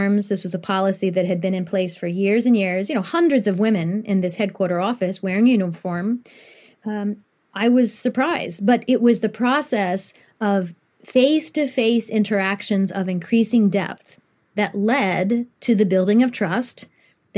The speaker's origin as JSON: {"language": "English", "town": "Columbus", "region": "Ohio", "country": "United States", "tie": "born or raised there", "also_born_or_lived": "Japan", "said": "I grew up in Columbus, Ohio from the age of two"}